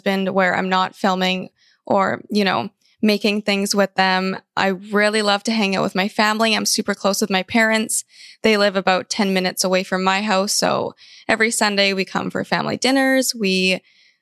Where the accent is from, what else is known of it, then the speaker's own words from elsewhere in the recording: Vancouver, British Columbia, Canada; also born or lived in California; I was born in California, actually, but I moved to Vancouver, Canada when I was very young. I was about 4, and I've lived here ever since then.